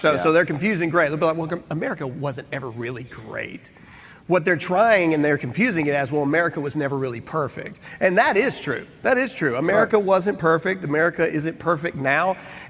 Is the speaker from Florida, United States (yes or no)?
no; Mississippi, United States; I'm from Mississippi. We don't even close our lips together all the way when we talk.